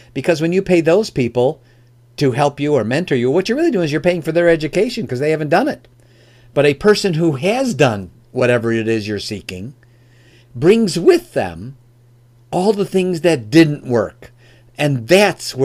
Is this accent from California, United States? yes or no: no; Oak Brook, Illinois, United States; moved away as an adult; now in Michigan, United States; I'm from the Chicagoland area, born and raised there. I live in Michigan now, but first 30 years of my life was in the Chicagoland area, and specifically in an area called Oak Brook